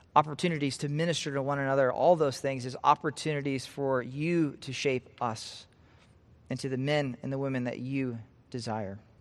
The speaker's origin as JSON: {"language": "English", "region": "Nebraska", "country": "United States", "said": "I'm from Nebraska, I love Nebraska"}